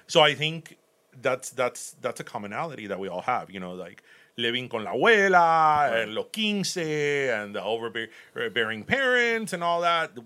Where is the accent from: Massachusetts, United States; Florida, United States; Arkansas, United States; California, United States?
Florida, United States; Miami; born or raised there; first language Spanish; English is a second language; also born or lived in Cuba / Michigan